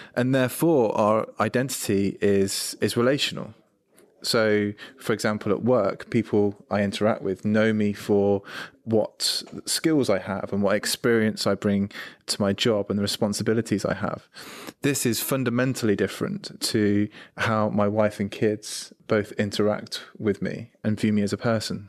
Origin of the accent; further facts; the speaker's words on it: United Kingdom; I'm British, I'm male